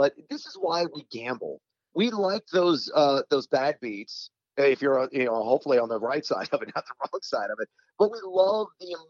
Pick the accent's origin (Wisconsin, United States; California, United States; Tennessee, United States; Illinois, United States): Illinois, United States; Champaign; I went to the University of Illinois. I'm from Champaign, Illinois.